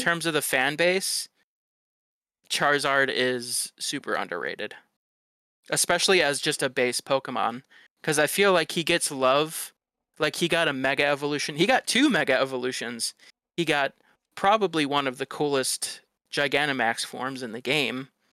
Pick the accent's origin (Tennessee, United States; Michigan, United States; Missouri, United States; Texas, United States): Michigan, United States; Detroit; I grew up in Detroit